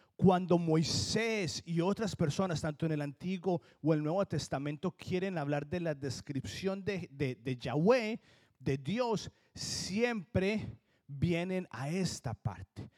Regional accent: Colombia; accent: Colombian; now in New Jersey, United States; sigo teniendo el acento de colombiano

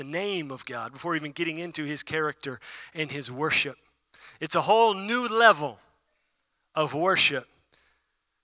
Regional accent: Houston, Texas, United States; I grew up in Houston, though, too

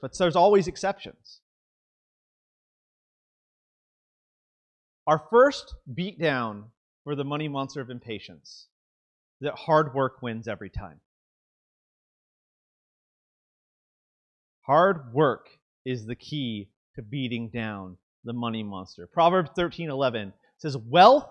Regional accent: Southern California, United States; I'm from Southern California, and so we have a lot of Latino and culture families, mainly Mexican.

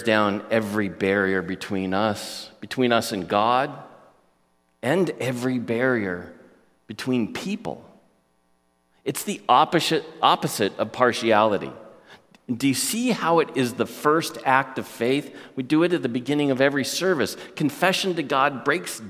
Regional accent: United States; As American Christians

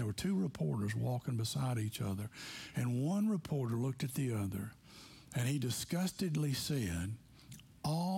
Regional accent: McMinnville, Tennessee, United States; moved away; I'm from McMinnville, Tennessee

